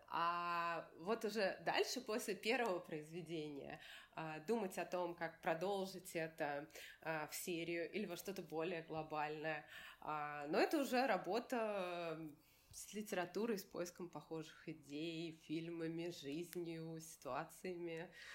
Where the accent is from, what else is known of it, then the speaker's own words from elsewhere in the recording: Moscow, Russia; я из России, что я из Москвы